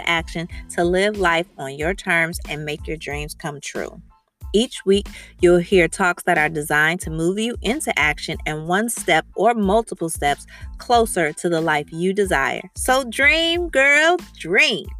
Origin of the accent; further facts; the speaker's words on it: Evanston, Illinois, United States; I'm from Evanston, Illinois